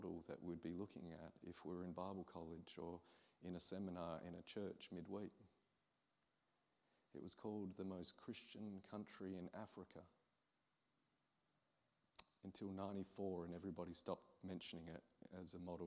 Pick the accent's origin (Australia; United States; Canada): Australia; I'm an Aussie from the other side of the world